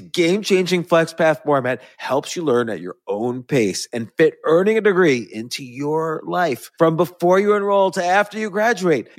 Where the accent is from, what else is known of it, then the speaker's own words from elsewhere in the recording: New York City area, United States; I was raised all around the New York City area